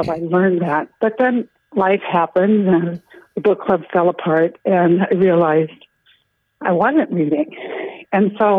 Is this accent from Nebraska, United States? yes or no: yes; Nebraska, United States; now in Crosby, United States; I'm from Nebraska